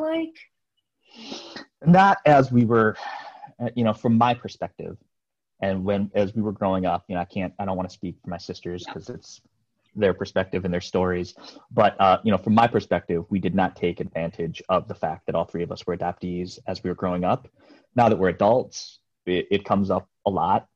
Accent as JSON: {"language": "English", "region": "Iowa", "country": "United States", "tie": "born or raised there", "also_born_or_lived": "Jeonju, South Korea / Seoul, South Korea", "said": "born in Korea, adopted into Iowa, uh, a small little farm, yeah, outside of a small little town in Iowa, and I that was 1978. I was about a year and a half old"}